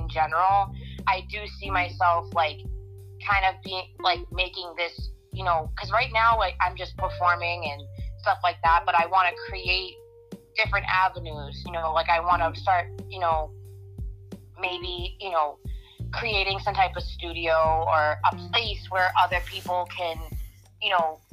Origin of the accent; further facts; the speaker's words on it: North Shore, Massachusetts, United States; I was raised in the North Shore. I mean, how much more in New England does it get than that?